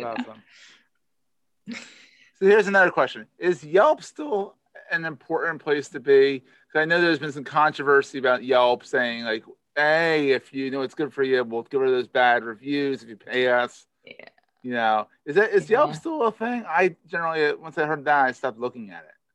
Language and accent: English; Philadelphia, Pennsylvania, United States; accent: Philadelphia; It's a Philadelphia accent in me.